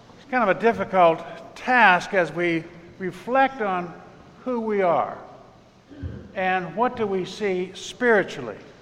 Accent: Pittsburgh, Pennsylvania, United States

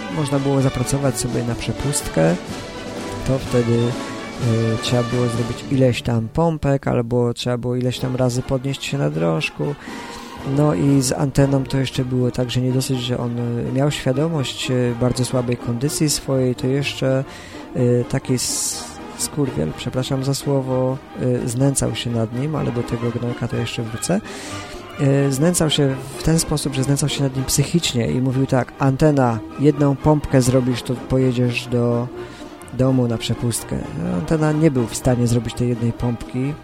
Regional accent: Bydgoszcz, Kuyavian-Pomeranian Voivodeship, Poland; przyjeżdżałem do Bydgoszczy, skąd pochodzę

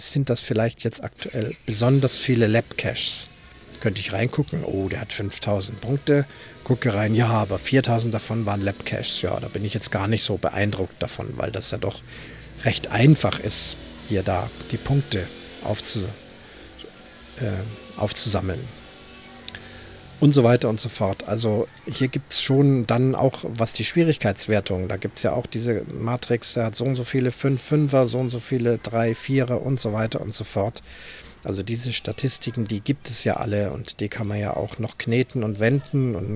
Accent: Munich, Bavaria, Germany; born there; die auch ich als gebürtiger Münchner und jemand, der also auch in der Fußgängerzone sich in- und auswendig auskennt

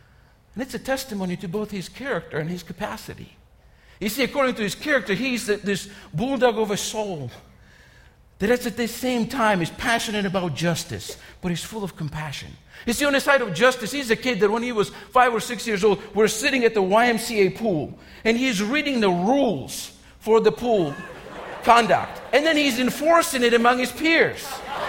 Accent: Georgia, United States; You know, growing up in Georgia, I've talked about this. We didn't have many sports options, okay?

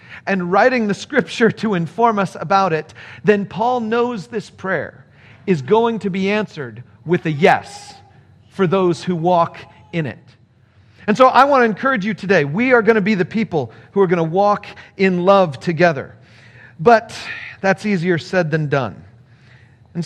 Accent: California, United States; moved away as an adult; also born or lived in Chicago; When I first went to college, I was coming from California, and I went to college in Chicago

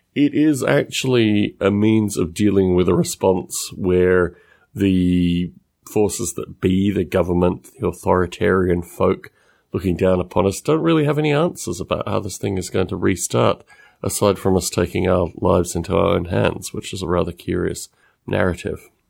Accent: Australia; accent: Australian-esque; my accent

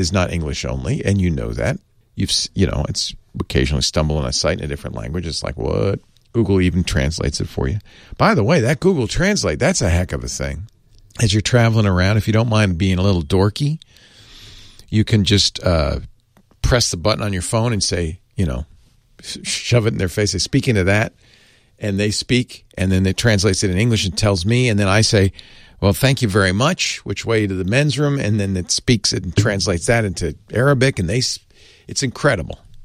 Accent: United States; as an American, I speak no other tongue

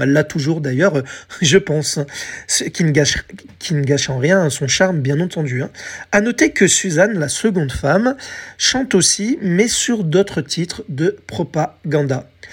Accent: France; chez nous, en France

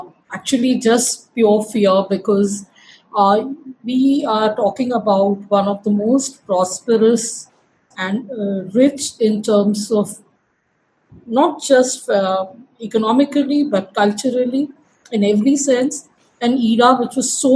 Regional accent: Madhya Pradesh, India; I'm from Madhya Pradesh

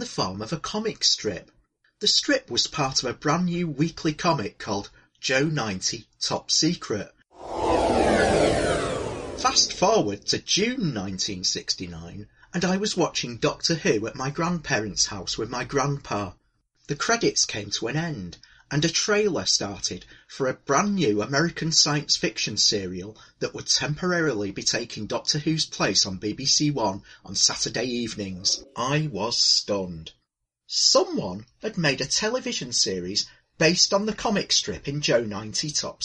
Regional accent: north of England, United Kingdom; born or raised there

